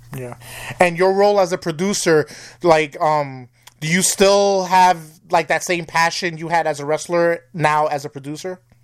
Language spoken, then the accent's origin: English; New York, United States; now in Wisconsin, United States; I'm originally from New York, and I'm in Wisconsin